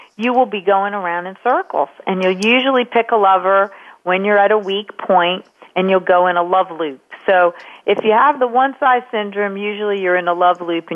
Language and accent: English; Wilmington, Delaware, United States; moved away as an adult; also born or lived in California; my hometown of Wilmington, Delaware